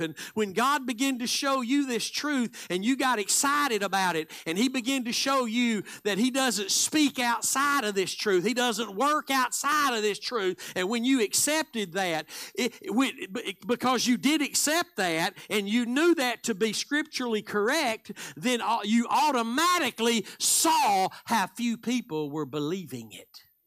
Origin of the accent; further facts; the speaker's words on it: Texas, United States; I'm from Texas